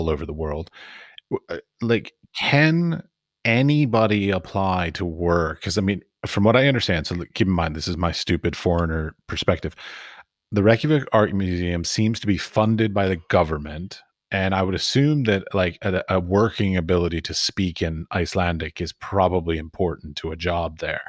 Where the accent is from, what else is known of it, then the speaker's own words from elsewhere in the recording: near the Smithsonian, District of Columbia, United States; I grew up near the Smithsonian. My mother actually worked at the Smithsonian